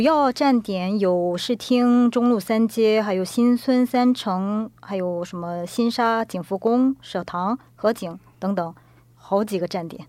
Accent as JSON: {"language": "Chinese", "town": "Qingdao", "region": "Shandong", "country": "China", "tie": "born or raised there", "moved": "as an adult", "lives_now": "Seoul, South Korea", "said": "我是从小学到高中是在山东青岛长大的"}